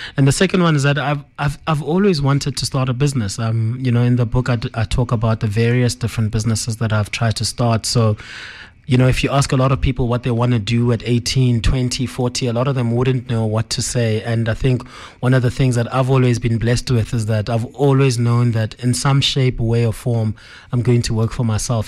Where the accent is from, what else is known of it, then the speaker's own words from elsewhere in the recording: Johannesburg, Gauteng, South Africa; we grew up in Joburg, um, often going to Limpopo 'cause a lot of our family is there.